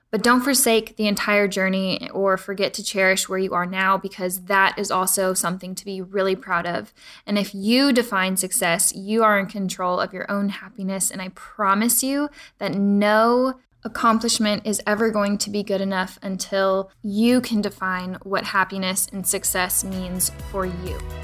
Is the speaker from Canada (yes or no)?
no; Pflugerville, Texas, United States; I grew up in Pflugerville